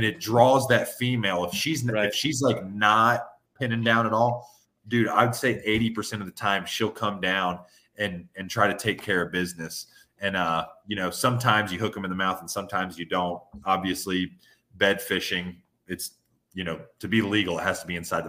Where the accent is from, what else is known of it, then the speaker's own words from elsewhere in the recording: Western North Carolina, United States; I'm from Western North Carolina where everybody's neck is red